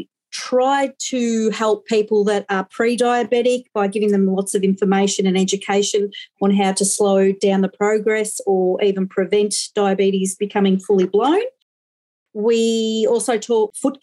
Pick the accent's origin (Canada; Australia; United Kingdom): Australia; Victoria; also born or lived in Western Australia; I am from Victoria